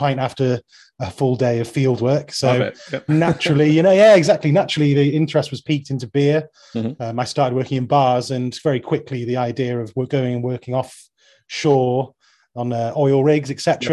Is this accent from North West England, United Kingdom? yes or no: yes; Manchester, North West England, United Kingdom; I'm from South Manchester